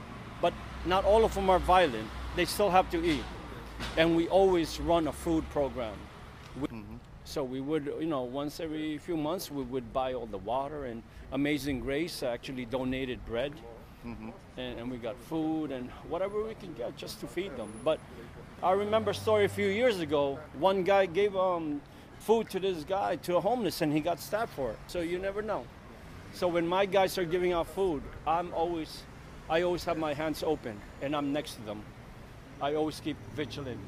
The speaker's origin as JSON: {"language": "English", "country": "United States", "tie": "born or raised there", "said": "I'm Filipino-American. I literally grew up here."}